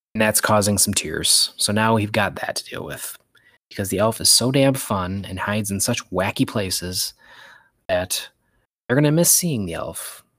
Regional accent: Michigan, United States; I'm from Michigan, I call it pop

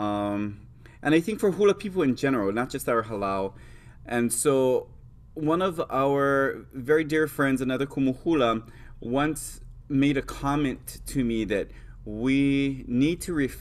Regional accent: Hawaii Island, United States; I come from Hawaii Island, which is the island that is known for Lehua. It's also the island that has the most cases of rapid ohia death. I grew up making Lehua

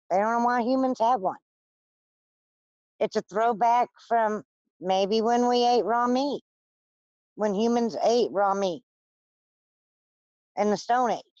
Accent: Louisiana, United States; born there; I was born in South Louisiana. My mom's a gypsy. My dad's a uh, Cajun. And down in South Louisiana, they have more people that believe in things like witchcraft and voodoo and hoodoo and all that.

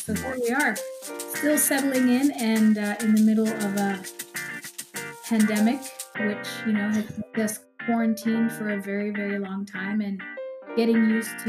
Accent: Canada; also born or lived in Guyana; now in Weston, United States; when I was 4, my parents and I moved to Canada. So I pretty much grew up in Canada

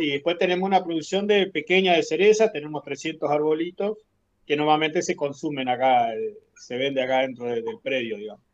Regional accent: Caleta Olivia, Santa Cruz, Argentina; moved away as an adult; now in Los Antiguos, Argentina; Somos oriundos de Caleta, Olivia

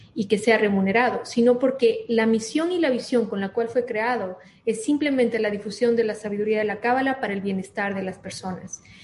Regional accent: Ecuador; also born or lived in Miami, United States; soy ecuatoriana, amo el Ecuador, vivo en el Ecuador

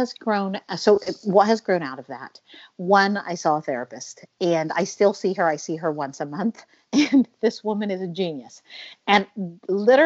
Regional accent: Oklahoma, United States; moved away as an adult; also born or lived in Pennsylvania / Massachusetts / Ohio / Paris; now in Venice, Italy; My entire life, I grew up in Oklahoma in a very conservative environment

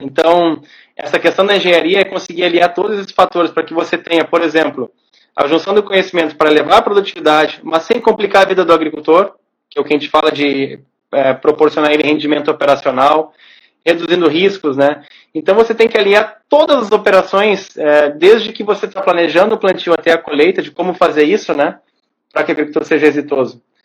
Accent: Porto Alegre, Rio Grande do Sul, Brazil; Eu nasci em Porto Alegre, cresci em Porto Alegre, meus amigos são os, os de origem da infância são todos aqui de Porto Alegre.

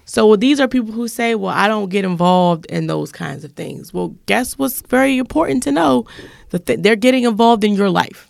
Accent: Washington, District of Columbia, United States; born and raised in Southeast Washington

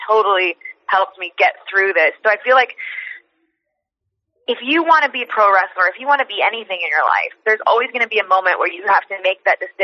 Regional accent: Canada; moved away as an adult; also born or lived in Mexico City, Mexico / California, United States; breaking into, you know, a Lucha Libre as a Canadian blonde chick

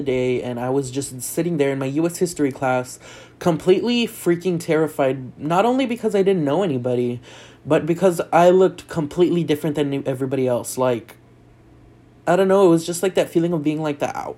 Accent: South Texas, United States; moved away as an adult; also born or lived in El Paso; I grew up in South Texas right next to Mexico

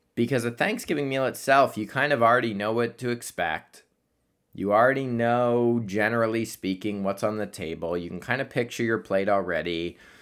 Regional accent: Columbus, Ohio, United States; moved away; I'm going back home to Columbus

